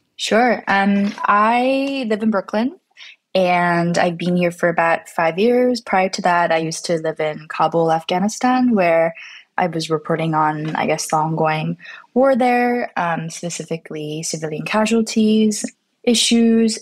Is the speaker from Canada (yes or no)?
yes; Canada; I'm not American, I'm, I'm from Canada and my family's from Korea